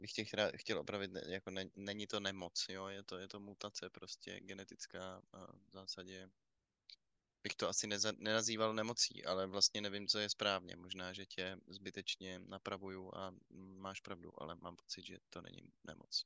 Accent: Czechia; my, my jako Češi máme samozřejmě to trochu posunutý, protože my jsme extrémně ateistický národ

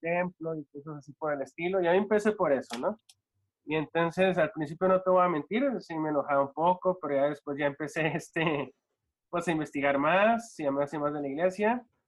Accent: Ciudad Juárez, Chihuahua, Mexico; also born or lived in Los Angeles; now in El Paso, United States; Yo soy de, acá de El Paso, Ciudad Juárez. Bueno, vivo en la frontera. de, Ciudad Juárez, pero vivo en El Paso, Texas.

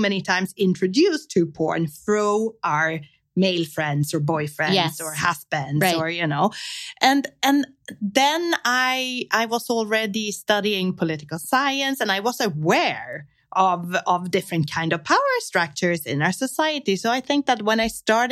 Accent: Sweden; I was growing up in Sweden.

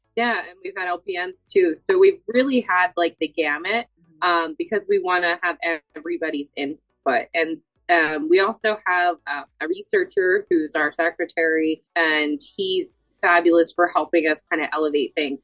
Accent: Boyertown, Pennsylvania, United States; I'm originally from Boyertown, Pennsylvania

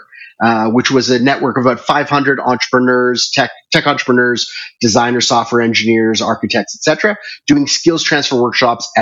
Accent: Toronto, Ontario, Canada; moved away as an adult; also born or lived in Singapore / Hong Kong / China; now in Nairobi, Kenya; So I was originally born and raised in Toronto, Canada. I left there in 1995 and moved to Asia

